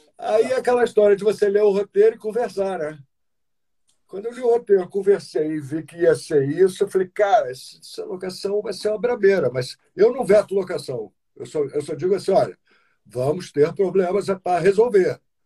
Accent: Teresópolis, Rio de Janeiro, Brazil; Olha a minha terra aí, Teresópolis.

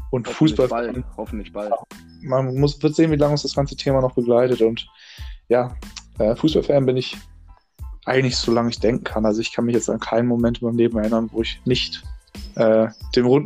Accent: Hamburg, Germany; Ich bin 19 Jahre alt. Ähm, bin aus Hamburg und damit einhergehend Fan vom einzig wahren Verein hier in der Stadt

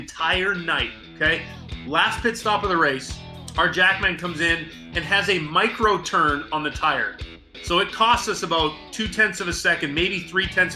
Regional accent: Vancouver Island, British Columbia, Canada; moved away as an adult; also born or lived in New Hampshire, United States; now in United States; I was born on Vancouver Island, British Columbia.

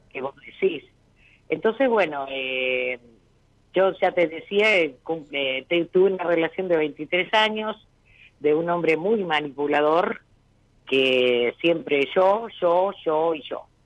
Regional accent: Rosario, Santa Fe, Argentina; yo soy de Rosario

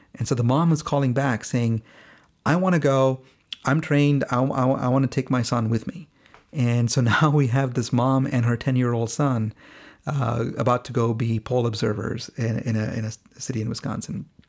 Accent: India; moved away; both of us are from India. We're both Indian origin immigrants

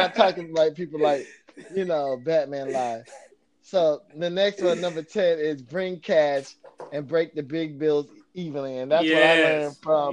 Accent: Florida, United States; moved away; I grew up in Florida

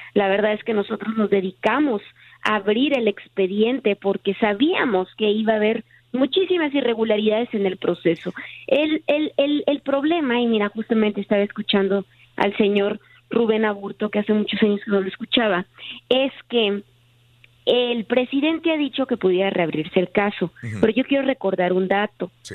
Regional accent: Tijuana, Baja California, Mexico; soy de Tijuana

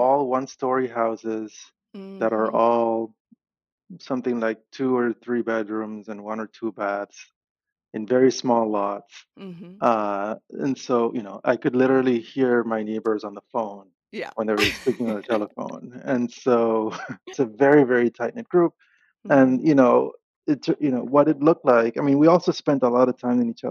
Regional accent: Panama City, Panama; So I grew up in Panama City, in Panama, and I grew up in a neighborhood.

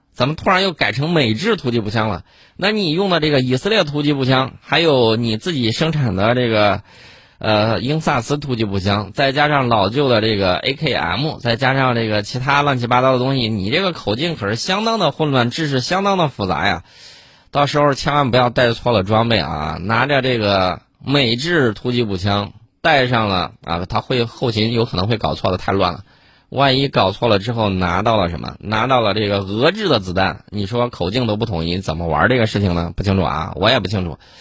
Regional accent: China; 我们中国人

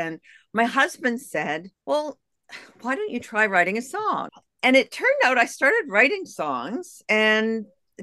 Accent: Canada; moved away as an adult; also born or lived in United States; I'm a Canadian. I lived in the U.S. for 13 years.

